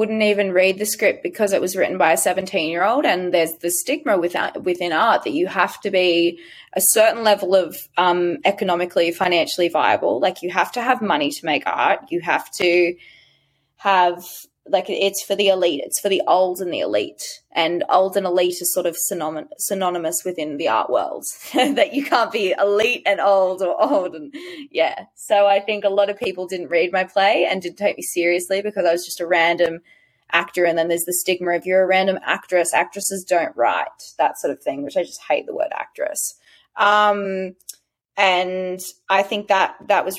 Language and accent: English; Sydney, New South Wales, Australia; I'm from Western Sydney, so I talk as I do.